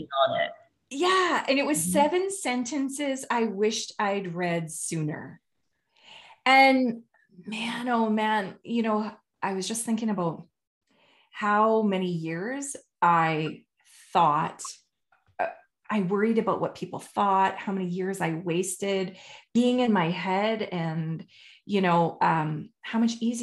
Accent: Canada; I'm Canadian

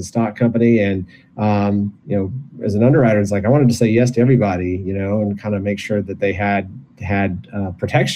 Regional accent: Michigan, United States; moved away as an adult; I was born and raised in Michigan

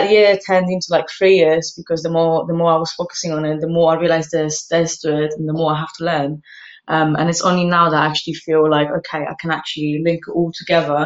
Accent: Poland; now in London, United Kingdom; I grew up in Poland

